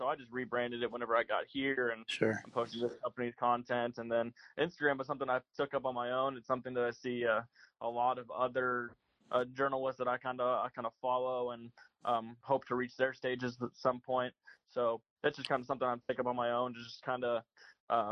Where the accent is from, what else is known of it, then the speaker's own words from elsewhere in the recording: Missouri, United States; My parents obviously moved down here in 1991. I was born 2 years later. So I've grown up in misery of being a Vikings fan